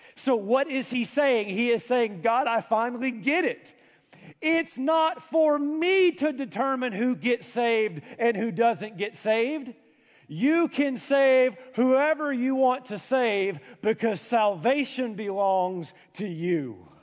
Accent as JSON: {"language": "English", "area": "an hour outside of Nashville", "region": "Tennessee", "country": "United States", "tie": "born or raised there", "said": "I grew up an hour outside of Nashville"}